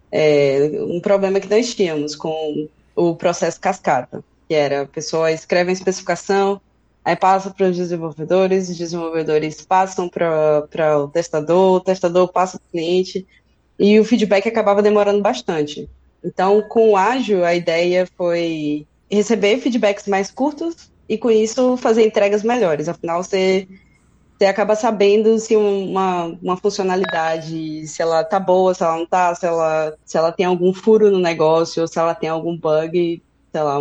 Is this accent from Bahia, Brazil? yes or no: yes; Feira de Santana, Bahia, Brazil; now in Berlin, Germany; eu moro aqui em Berlim já tem um pouco mais de um ano, mas eu sou do interior da Bahia, de Feira de Santana.